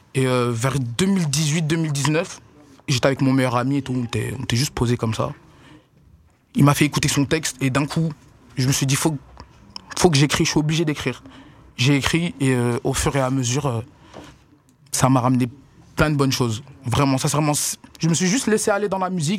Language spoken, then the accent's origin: French; Brussels, Brussels-Capital Region, Belgium; Je viens des quartiers de, des quartiers de Bruxelles. Euh, plus du côté d'Ixelles, cimetière d'Ixelles